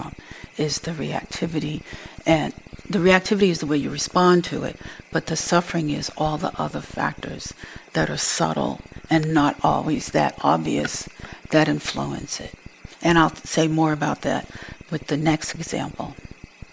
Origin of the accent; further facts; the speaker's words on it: Boston, Massachusetts, United States; I grew up in Boston, which was pretty segregated for a long time